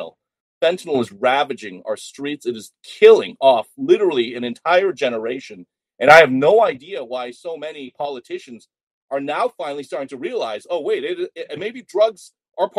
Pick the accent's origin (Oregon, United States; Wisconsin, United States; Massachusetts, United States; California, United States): Massachusetts, United States; Boston; moved away as an adult; also born or lived in Chicago / Minneapolis; now in Seattle, United States; as a Boston kid, I'm not even from Seattle. I grew up on the East Coast